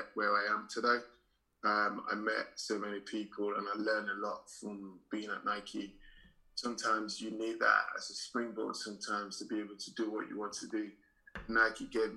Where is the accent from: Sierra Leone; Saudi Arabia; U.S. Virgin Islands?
Sierra Leone; now in London, United Kingdom; I'm from Sierra Leone.